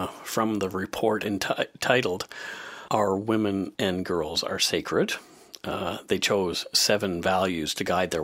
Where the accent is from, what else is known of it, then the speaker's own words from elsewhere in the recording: Bridgewater, Nova Scotia, Canada; originally from my hometown in Bridgewater